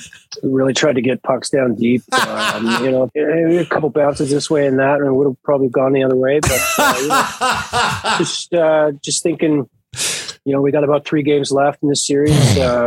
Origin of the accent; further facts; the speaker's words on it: Nova Scotia, Canada; I am from Nova Scotia.